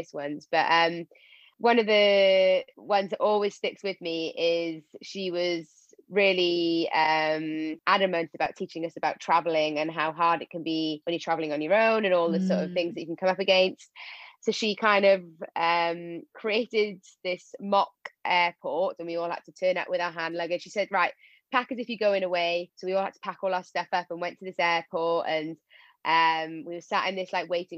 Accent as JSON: {"language": "English", "region": "Wales", "country": "United Kingdom", "said": "I'm obviously Welsh"}